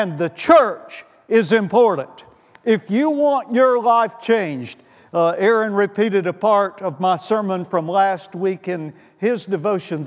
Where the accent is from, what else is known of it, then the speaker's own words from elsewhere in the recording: Winfield, Alabama, United States; I grew up in the Zion community of Winfield, Alabama